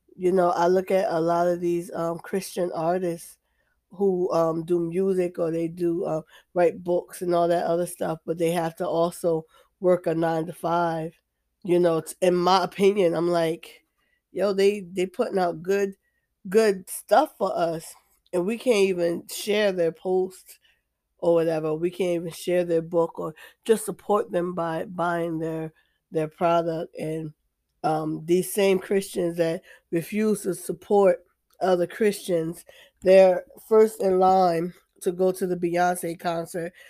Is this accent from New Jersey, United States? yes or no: yes; New Jersey, United States; now in Deep South, United States; I'm in the Deep South, I'm from New Jersey, but I'm in the Deep South